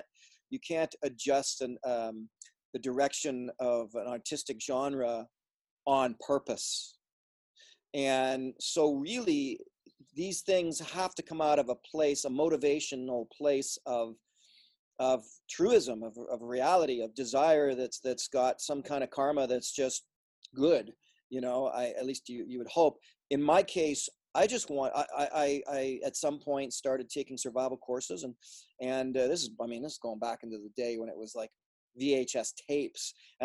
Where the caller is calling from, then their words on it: Oregon, United States; Well, right now I'm in Southern Oregon, just sort of north of the California border